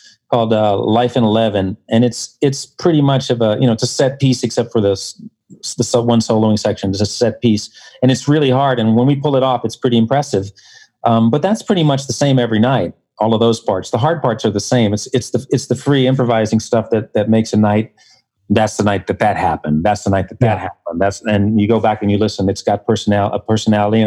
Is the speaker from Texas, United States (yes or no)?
no; New York City, New York, United States; I'm a New York City guy. I grew up on the Upper West Side